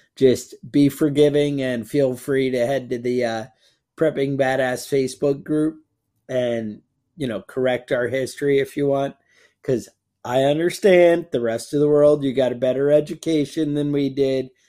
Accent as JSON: {"language": "English", "country": "United States", "said": "I'm an American"}